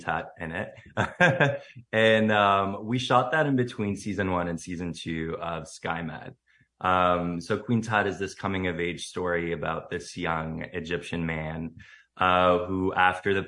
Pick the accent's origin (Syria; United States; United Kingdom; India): Syria; moved away as an adult; now in Canada; I moved from Syria when I was 18, to Canada.